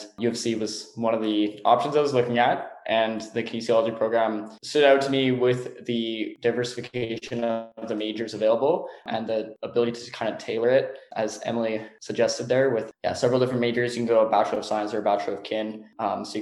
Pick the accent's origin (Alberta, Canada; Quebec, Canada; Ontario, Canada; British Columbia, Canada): British Columbia, Canada; just outside Vancouver, BC; now in Calgary, Canada; I'm originally actually from just outside Vancouver in BC. So not a native Calgarian